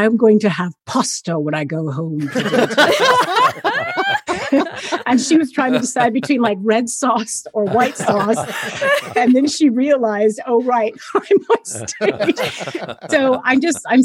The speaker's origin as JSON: {"language": "English", "town": "Fresno", "region": "California", "country": "United States", "also_born_or_lived": "New York", "moved": "as an adult", "said": "I'm from Fresno, California, and my parents were still in Fresno, and I just moved to New York when I was 18"}